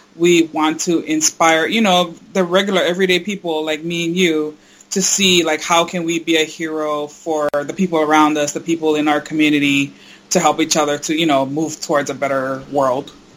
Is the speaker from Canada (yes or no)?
no; Hawaii, United States; now in East Coast, United States; I'm originally from Hawaii, but we live out here on the East Coast